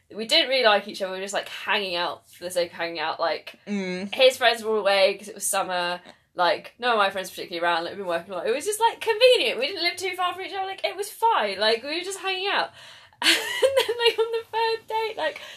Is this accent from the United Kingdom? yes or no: yes; England, United Kingdom; I'm so English